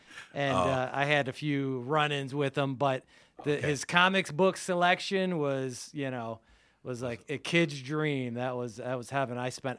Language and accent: English; Royal Oak, Michigan, United States; I grew up in Royal Oak.